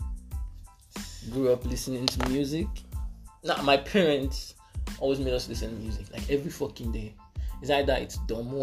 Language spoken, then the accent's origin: English; Lagos, Nigeria; also born or lived in Ekiti State; I'm from Ekiti. Grew up in Gidi mostly. Spent most of my time in Gidi.